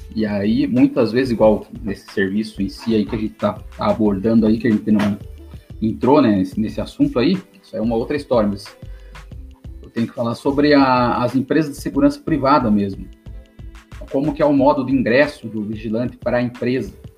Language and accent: Portuguese; Paraná, Brazil; sou do Paraná, vigilante há nove anos aqui no, no interior do Paraná